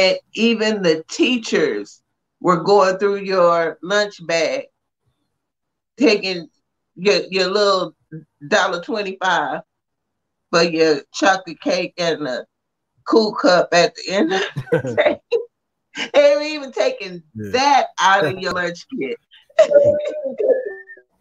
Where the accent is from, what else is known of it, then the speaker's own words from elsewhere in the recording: Texas, United States; I grew up in Texas